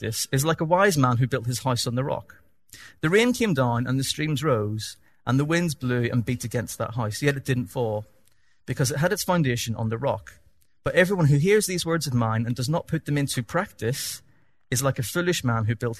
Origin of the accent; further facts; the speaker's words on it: Northern Ireland, United Kingdom; accent: Northern Irish; my Northern Irish accent